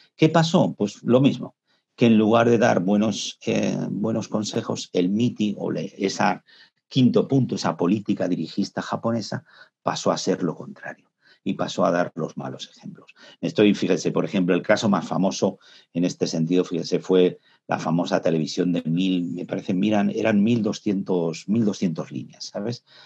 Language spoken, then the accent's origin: Spanish; Spain; nosotros en España